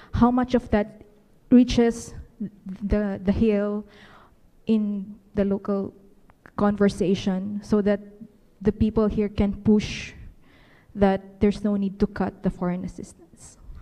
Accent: Philippines; moved away as an adult; now in United States; I'm from the Philippines, and I just recently arrived in, in the US

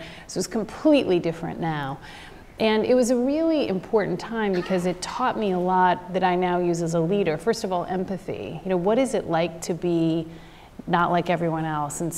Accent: Southern California, United States; also born or lived in Taiwan; I grew up in Southern California

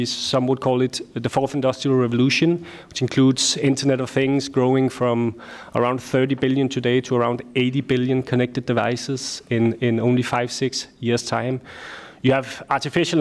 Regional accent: Denmark; I am from Denmark

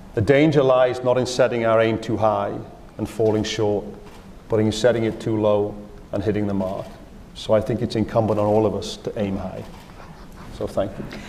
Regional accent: Wales, United Kingdom; moved away; also born or lived in Australia; I'm from a small country. Wales is in the UK

